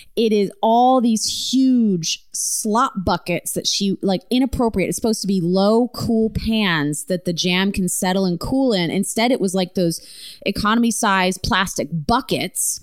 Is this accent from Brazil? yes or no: no; small town in Ontario, Canada; my hometown